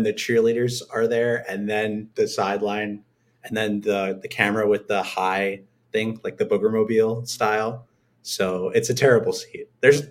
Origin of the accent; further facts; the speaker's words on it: New York City, New York, United States; This is so deeply hurtful as a New Yorker